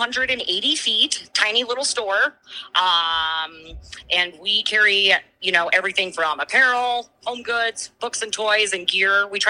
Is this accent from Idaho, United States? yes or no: yes; North Idaho, United States; now in Big Sky, United States; Growing up in North Idaho with my family